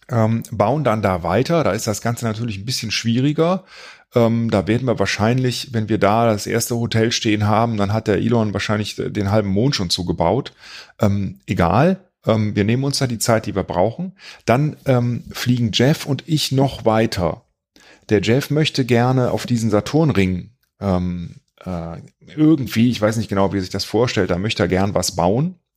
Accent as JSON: {"language": "German", "town": "Cologne", "region": "North Rhine-Westphalia", "country": "Germany", "tie": "born or raised there", "said": "dass ich hier äh, in meiner Heimatstadt ähm, investieren möchte, weil ich meiner Heimatstadt etwas geben will. Und ich möchte, dass die auch davon profitieren."}